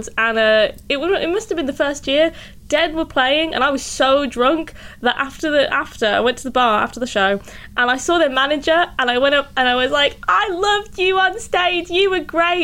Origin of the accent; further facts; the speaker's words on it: United Kingdom; I'm from Britain